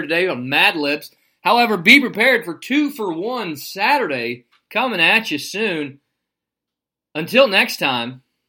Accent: Arkansas, United States; We're all from Arkansas.

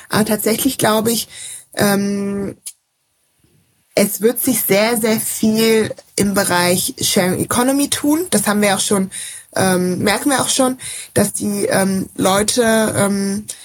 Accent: Rhineland, Germany; Ich komme ja auch aus dem Rheinland.

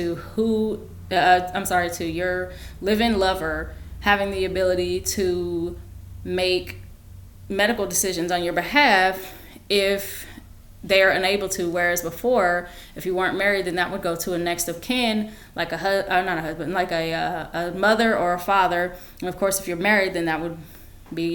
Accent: United States; I am African American

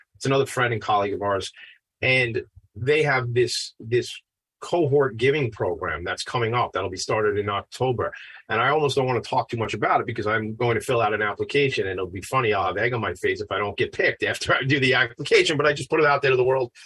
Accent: Long Island, New York, United States; I'm a white man, uh, and I'm 44 years old, and I grew up on Long Island.

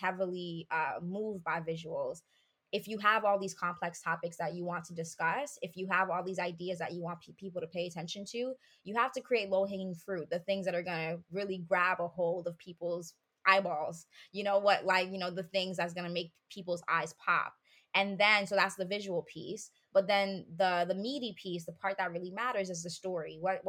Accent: Haiti; I did a lot of reading on learning about my culture as a Haitian person. I grew up in Haiti.

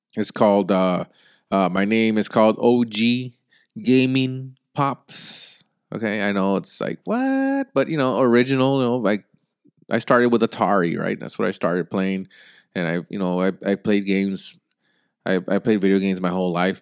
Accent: United States; as an American people

